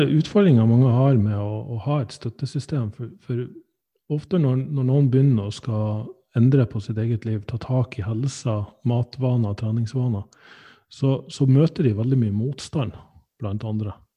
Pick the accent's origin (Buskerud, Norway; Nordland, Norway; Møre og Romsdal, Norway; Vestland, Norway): Nordland, Norway; Sandnessjøen; jeg er fra Sandnessjøen